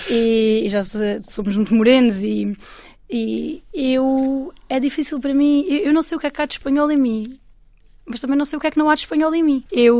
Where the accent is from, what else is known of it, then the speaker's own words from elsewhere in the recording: Alentejo, Portugal; eu sou portuguesa e eu sou uma mulher do Alentejo.